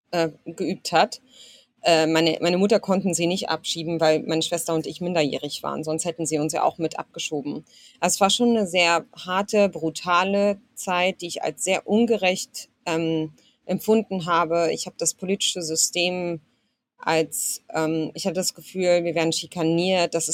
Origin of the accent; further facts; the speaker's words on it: Germany; born there; Also ich wurde zumindest in Deutschland geboren und hatte dann auch ähm, das Recht, hier mich weiterzubilden und zu studieren.